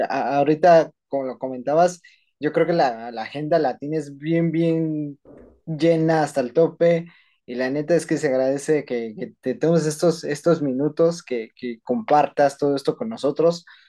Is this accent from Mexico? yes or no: yes; Mexico; como mexicanos, eh, creo que también nos enorgullece participar en grandes proyectos